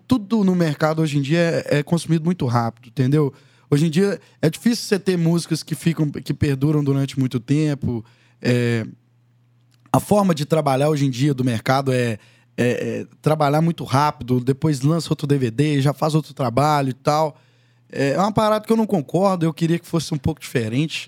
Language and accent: Portuguese; Conceição do Mato Dentro, Minas Gerais, Brazil; also born or lived in Belo Horizonte; sou de Conceição do Mato Dentro, Minas Gerais. É, fui nascido, criado lá, junto com a minha avó, até os 11 anos